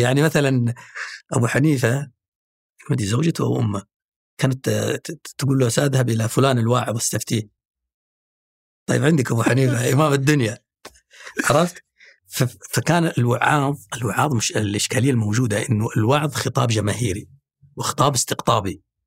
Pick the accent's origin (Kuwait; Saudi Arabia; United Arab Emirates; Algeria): Saudi Arabia; عندنا في السعوديه